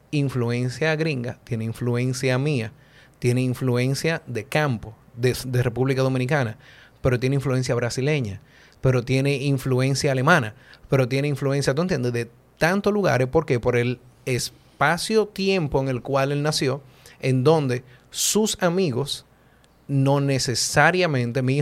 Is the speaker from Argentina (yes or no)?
no; Honduras; Yo soy de Honduras.